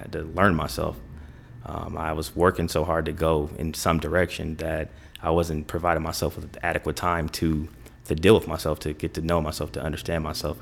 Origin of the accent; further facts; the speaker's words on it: Kalamazoo, Michigan, United States; moved away as an adult; now in Chicago, United States; I'm from Kalamazoo, Michigan.